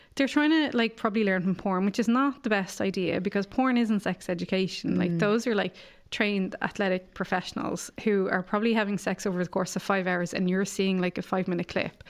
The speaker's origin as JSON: {"language": "English", "country": "Ireland", "tie": "born or raised there", "said": "growing up in Ireland"}